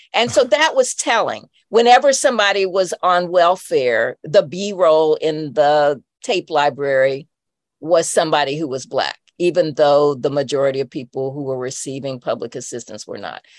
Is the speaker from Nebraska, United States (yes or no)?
no; Indianapolis, Indiana, United States; also born or lived in Chicago, Illinois; I grew up in Indianapolis uh, in a suburb that was Black and that was right outside of the city